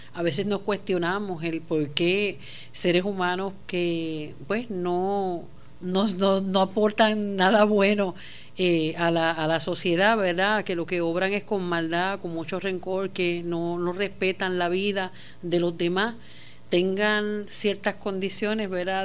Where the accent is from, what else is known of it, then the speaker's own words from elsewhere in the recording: Puerto Rico; Como puertorriqueños